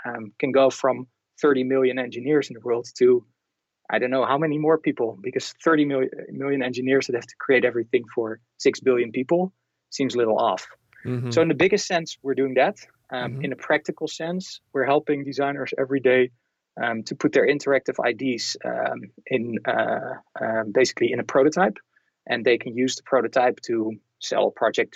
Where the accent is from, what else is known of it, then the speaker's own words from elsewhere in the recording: Netherlands; I'm from the Netherlands